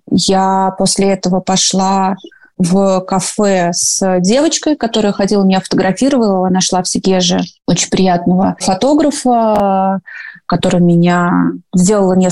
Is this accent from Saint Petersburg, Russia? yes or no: no; Moscow, Russia; Андрей из Питера, я из Москвы.